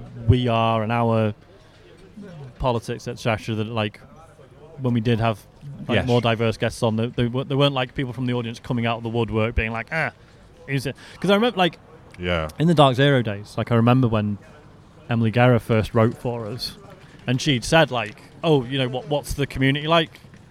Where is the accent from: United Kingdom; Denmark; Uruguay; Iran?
United Kingdom; Cheshire, North West England; I'm from Cheshire